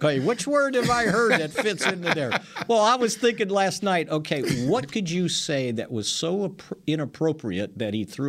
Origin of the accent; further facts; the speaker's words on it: Chicago, Illinois, United States; Growing up in Grant Park